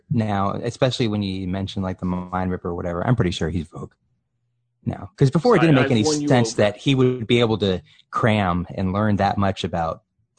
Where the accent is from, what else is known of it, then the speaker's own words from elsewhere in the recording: Summerville, South Carolina, United States; I'm from a small town outside of Charleston. I just tell people I'm from Charleston.